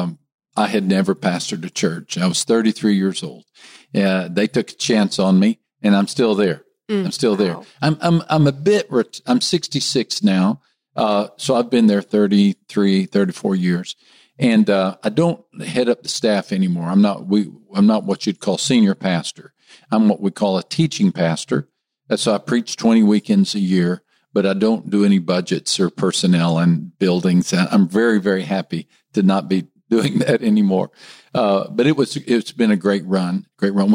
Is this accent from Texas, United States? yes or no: yes; West Texas, United States; moved away as an adult; also born or lived in Miami, Florida / Rio de Janeiro, Brazil; I'm a Texan. I grew up in a small West Texas town